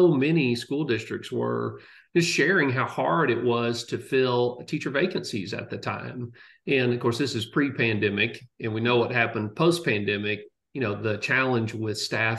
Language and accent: English; College Station, Texas, United States; also born or lived in Ithaca, New York; I grew up in College Station. I'm a fifth generation Texan